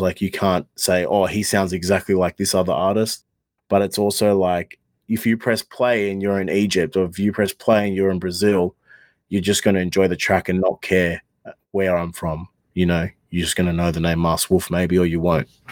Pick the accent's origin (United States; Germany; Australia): Australia; I'm an Australian rapper.